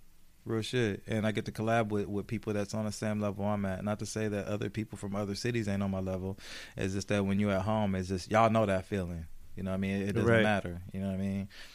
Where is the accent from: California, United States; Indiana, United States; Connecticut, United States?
California, United States; Oceanside; I love my hometown, man.